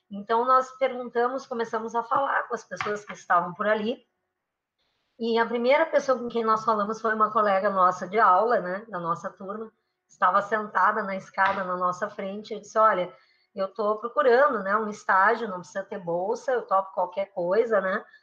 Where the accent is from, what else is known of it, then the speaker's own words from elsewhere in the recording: Rio Grande do Sul, Brazil; moved away; also born or lived in São Paulo / Rio de Janeiro; eu fui testando várias latitudes, porque eu saí do Rio Grande do Sul, fui para São Paulo, fui para o Rio de Janeiro